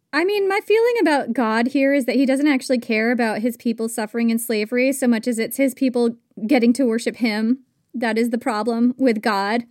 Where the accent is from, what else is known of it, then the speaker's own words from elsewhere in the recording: Vermont, United States; when I grew up in Vermont